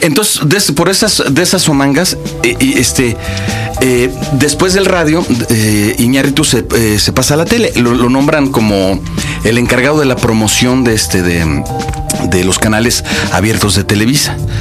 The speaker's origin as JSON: {"language": "Spanish", "country": "Mexico", "said": "yo vengo de México"}